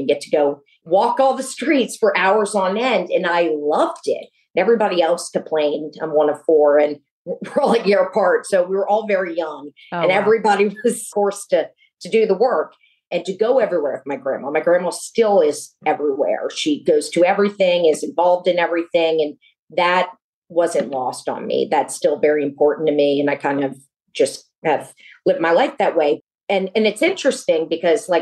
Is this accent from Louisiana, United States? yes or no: yes; New Orleans, Louisiana, United States; I grew up in New Orleans and grew up with a large family of strong women